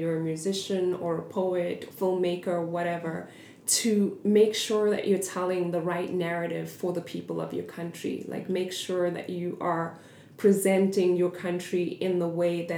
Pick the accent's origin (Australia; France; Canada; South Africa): South Africa; now in United States; I'm from South Africa